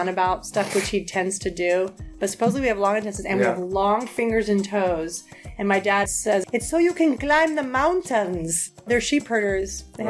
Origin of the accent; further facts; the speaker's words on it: Jamaica; No, I was born in Jamaica. My dad was born in Spain. Yeah, his heritage is Basque.